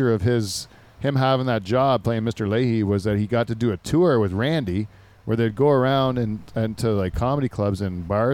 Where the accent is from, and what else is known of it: Canada